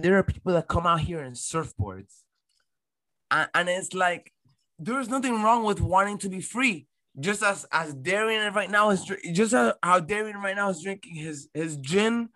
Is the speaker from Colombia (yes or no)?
yes; Barranquilla, Atlántico, Colombia; now in Miami, United States; I'm a Colombian. I was born in Barranquilla, Colombia.